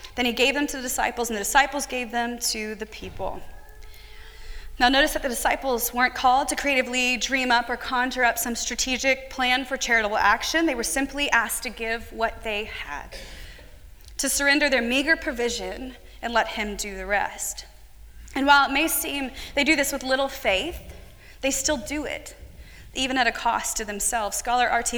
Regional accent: United States; an American woman

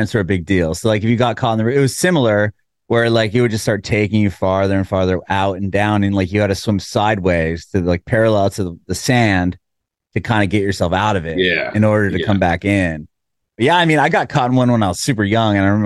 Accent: San Diego, California, United States; moved away as an adult; now in Nashville, United States; I'm from San Diego. I only moved to Nashville about 3 years ago. So I know it's like, you know, growing up next to the ocean

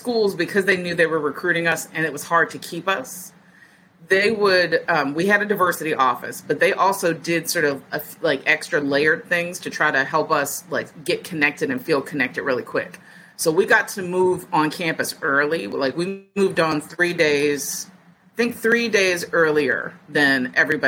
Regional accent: Virginia, United States; born or raised there; moved away as an adult; also born or lived in Detroit, Michigan / Pennsylvania / Minnesota

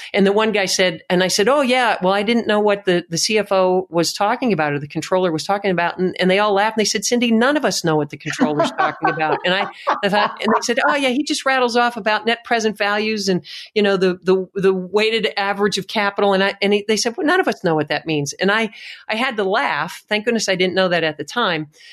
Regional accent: Tamaqua, Pennsylvania, United States; I grew up in Tamaqua, Pennsylvania

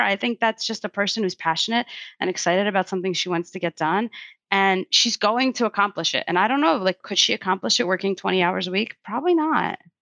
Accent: Russia; moved away; I'm not from America, actually. I don't know if you knew that, but I was actually born in Russia

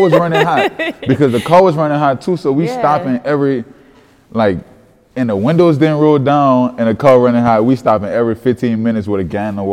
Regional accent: New Orleans, Louisiana, United States; Growing up in New Orleans

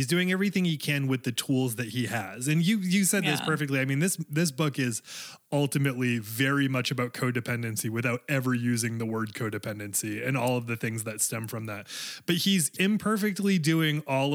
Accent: Maine, United States; I am in Maine now, and I grew up in Maine.

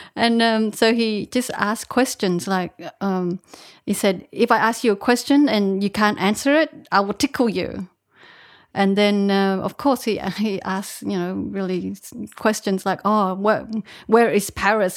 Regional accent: Australia; moved away as an adult; also born or lived in Vietnam; I was born in Vietnam, but I. Uh, I went to Australia when I was uh, eight, and I grew up in Australia, studied there, and had a bit of a career in Australia

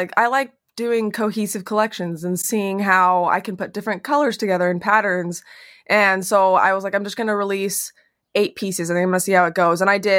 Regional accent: Utah, United States; now in Phoenix, United States; I grew up in Utah. And when I moved here

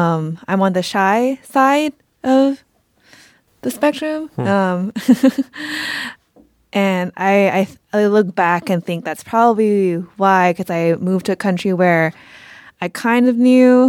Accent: Bangkok, Thailand; also born or lived in Atlanta, United States; I am from Thailand, Bangkok, Thailand. Was actually born in Atlanta, Georgia. Moved back to Thailand, which is where my family's from, and grew up there.

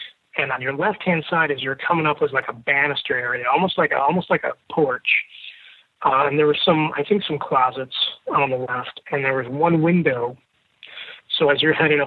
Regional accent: Chicago, Illinois, United States; I'm originally from Chicago. I now live in northwest suburbs

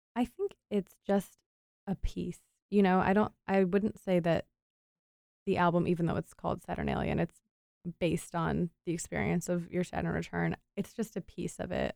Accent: Cleveland, Ohio, United States; also born or lived in Wilmington, North Carolina / Asheville, North Carolina; So I grew up just outside of Cleveland, Ohio, and that's where I'm living right now

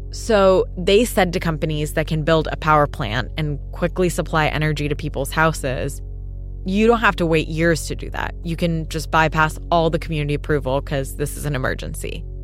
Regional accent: Karachi, Sindh, Pakistan; now in Los Angeles, United States; I spent my childhood in Karachi, which is one of the big metropolitan cities in Pakistan.

